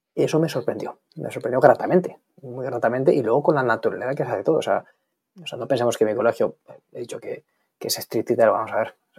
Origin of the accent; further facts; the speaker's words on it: Spain; moved away as an adult; also born or lived in Ireland; now in London, United Kingdom; yo soy español